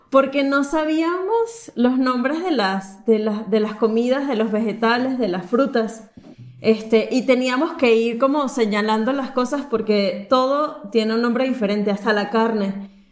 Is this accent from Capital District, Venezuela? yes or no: yes; Caracas, Capital District, Venezuela; moved away as an adult; now in Mexico; viví en Caracas em, toda mi vida, eh, nos mudamos a, México hace tres años